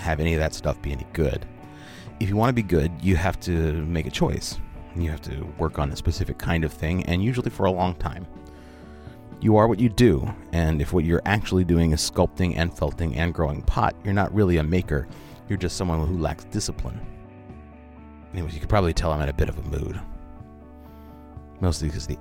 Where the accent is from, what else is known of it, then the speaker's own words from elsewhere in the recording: Portland, Oregon, United States; I am a writer and radio producer from Portland, Oregon, and I am that rare bird. I actually grew up here.